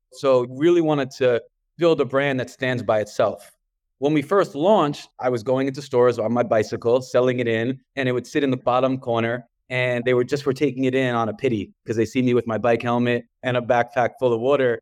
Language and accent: English; New York City, New York, United States; accent: New York; the way I pronounce water, you probably hear, um, from New York, and I'm from Brooklyn.